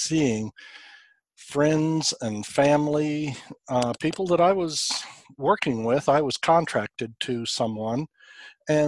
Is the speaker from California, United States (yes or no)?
no; New Mexico, United States; now in Woodstock, Georgia, United States; my home state of New Mexico